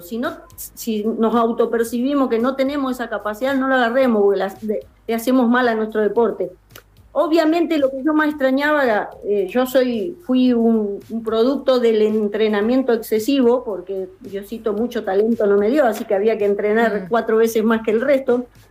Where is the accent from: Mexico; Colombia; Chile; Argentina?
Argentina; Corrientes; soy correntina